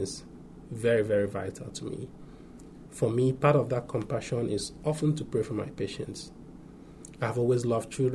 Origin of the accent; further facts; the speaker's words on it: Nigeria; moved away as an adult; I grew up and went to medical school in my home country, Nigeria.